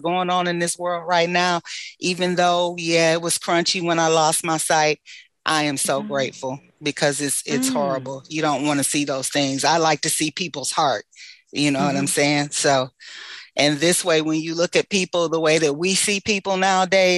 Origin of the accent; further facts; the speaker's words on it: New York, United States; now in Michigan, United States; growing up in New York